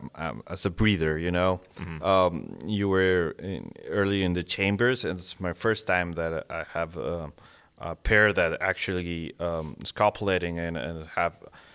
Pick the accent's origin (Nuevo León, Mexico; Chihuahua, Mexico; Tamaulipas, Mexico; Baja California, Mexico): Nuevo León, Mexico; Monterrey; born and raised in, yeah, Mexico.